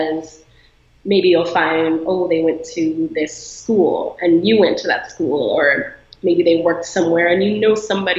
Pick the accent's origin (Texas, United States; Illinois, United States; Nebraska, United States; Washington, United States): Illinois, United States; now in Los Angeles, United States; I'm from Illinois